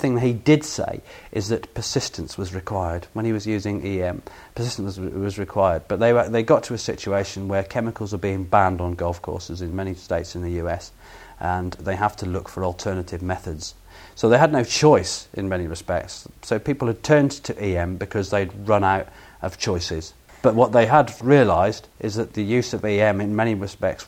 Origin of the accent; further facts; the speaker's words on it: England, United Kingdom; as an Englishman